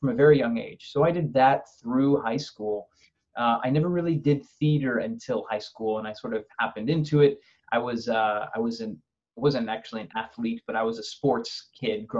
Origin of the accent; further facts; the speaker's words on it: Overland Park, Kansas, United States; moved away as an adult; also born or lived in New York City; I'm from Overland Park, Kansas, so the Kansas City area.